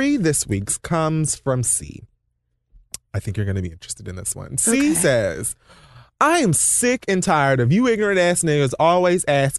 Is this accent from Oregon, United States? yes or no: yes; Oregon, United States; Also, being that I'm from Oregon, I didn't know people were from there